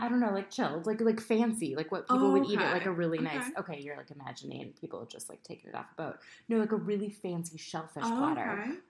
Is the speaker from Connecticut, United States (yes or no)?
no; Minneapolis, Minnesota, United States; Minneapolis, my hometown.